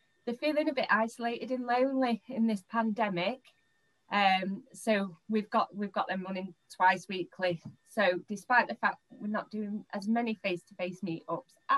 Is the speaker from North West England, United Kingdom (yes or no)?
yes; Manchester, North West England, United Kingdom; I'm born and bred in Manchester. Proud Mancunian